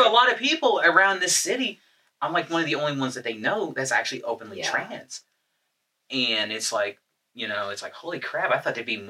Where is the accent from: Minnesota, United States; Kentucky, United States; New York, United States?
Kentucky, United States; Northern; moved away as an adult; also born or lived in Florida; I'm originally from Kentucky.